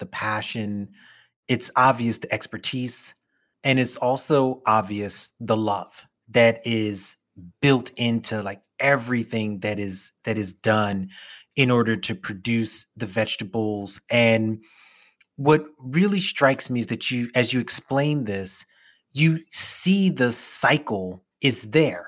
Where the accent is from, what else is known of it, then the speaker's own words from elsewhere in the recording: New York, United States; I'm a city kid, right? Like, I grew up in New York